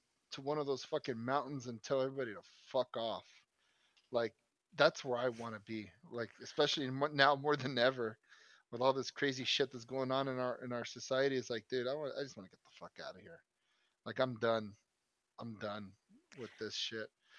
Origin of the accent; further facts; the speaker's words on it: United States; I'm American as fuck.